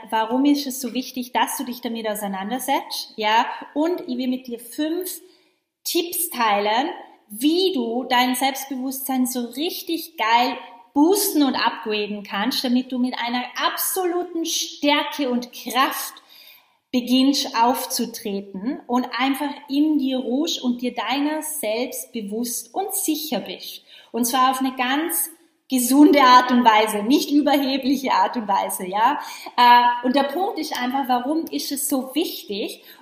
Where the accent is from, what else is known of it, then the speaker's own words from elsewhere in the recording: Vorarlberg, Austria; Äh, ich komme ja ursprünglich ganz aus dem Westen von Österreich. Ich bin ja in Vorarlberg aufgewachsen.